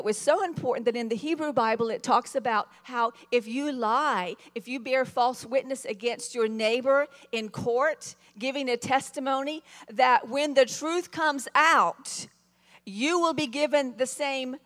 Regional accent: the South, United States; I was raised in the South, which meant you're raised to be very gracious

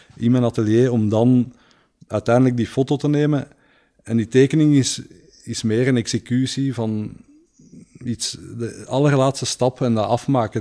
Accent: Leuven, Flanders, Belgium; moved away as an adult; also born or lived in Antwerp; omdat ik hier geboren ben

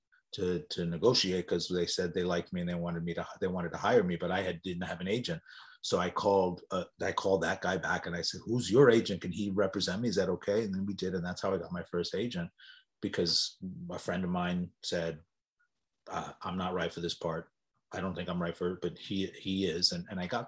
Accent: New York City, New York, United States; I grew up in Greenwich Village.

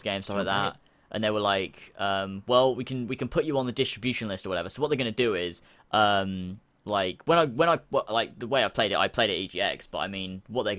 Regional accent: England, United Kingdom; I'm English

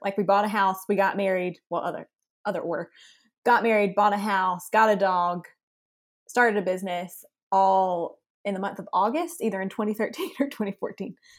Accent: Lexington, South Carolina, United States; now in Greenville, United States; I live in Greenville, South Carolina. I'm from Lexington, South Carolina.

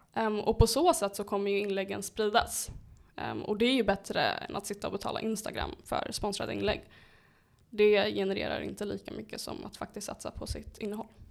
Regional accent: Uppsala, Uppsala County, Sweden; jag är född och uppvuxen i Flogsta

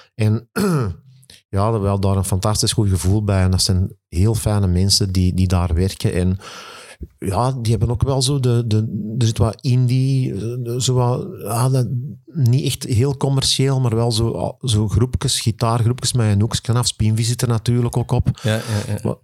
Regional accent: Kalmthout, Flanders, Belgium; Ik ben afkomstig van Nieuwmoer, Kalmthout

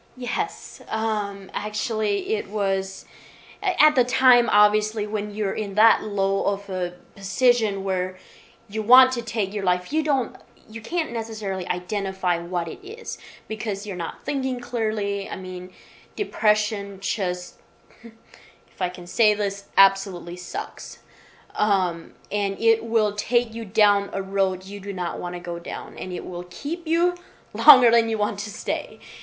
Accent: Michigan, United States; now in Nashville, United States; I was born and raised in Michigan on a farm

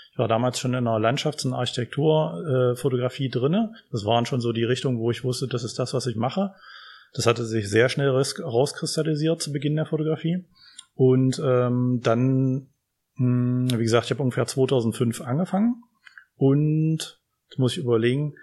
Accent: Magdeburg, Saxony-Anhalt, Germany; now in Halle, Germany; Ich komme ursprünglich aus Magdeburg

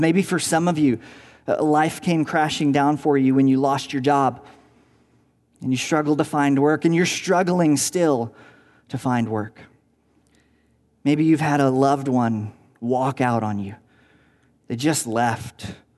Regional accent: Tennessee, United States; moved away as an adult; also born or lived in Virginia; now in Southern California, United States; I grew up in Tennessee, uh, where we had tornadoes

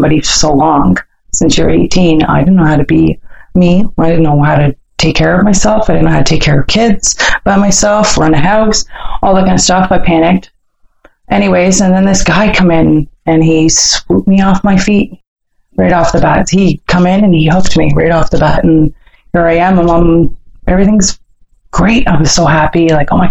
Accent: Newmarket, Ontario, Canada; also born or lived in Thunder Bay, Ontario; now in Barrie, Canada; I moved up here to Newmarket, actually, when I was about 5 and a half, because all my family's there. It was some good stuff, some bad stuff growing up.

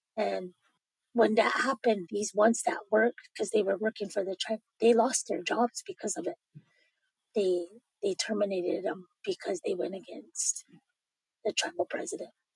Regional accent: Pine Ridge, South Dakota, United States; moved away as an adult; now in Wagner, United States; I'm originally from the Oglala Sioux tribe in Pine Ridge, South Dakota.

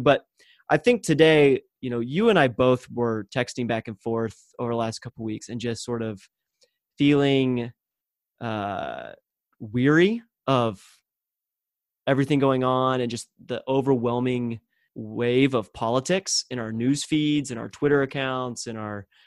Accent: Texas, United States; growing up in the Bible Belt of Texas

